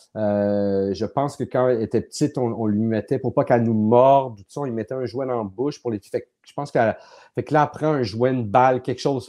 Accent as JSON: {"language": "French", "town": "Laval", "region": "Quebec", "country": "Canada", "tie": "born or raised there", "also_born_or_lived": "Montreal", "said": "moi, je suis né à Montréal, j'habitais à Montréal, puis le fait de partir de Montréal, puis s'en aller, euh, on a déménagé à Laval"}